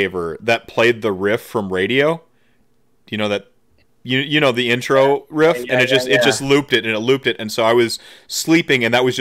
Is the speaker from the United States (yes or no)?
yes; Midwest, United States; I'm from the Midwest